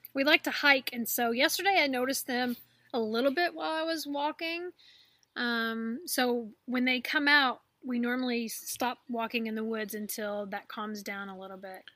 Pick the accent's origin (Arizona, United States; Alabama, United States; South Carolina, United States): Alabama, United States; I am from Alabama.